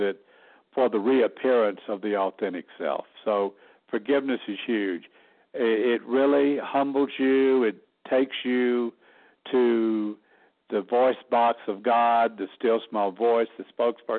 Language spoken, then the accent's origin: English; Alabama, United States; moved away as an adult; also born or lived in New York / Los Angeles, California; now in Sedona, United States; people think Southerners are dumb, but we're not. We just talk slow